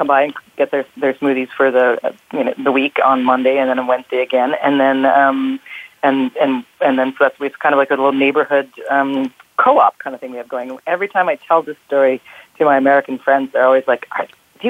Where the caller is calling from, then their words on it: Toronto, Ontario, Canada; I'm calling from downtown Toronto